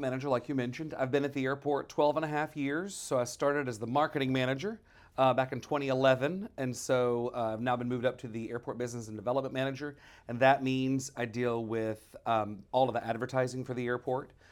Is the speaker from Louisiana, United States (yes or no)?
yes; Shreveport, Louisiana, United States; I'm from here in Shreveport.